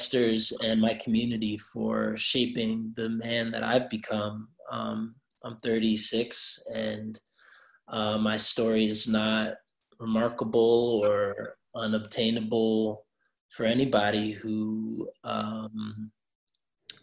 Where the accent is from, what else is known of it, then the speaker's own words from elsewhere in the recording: Durham, North Carolina, United States; I was born and raised here in Durham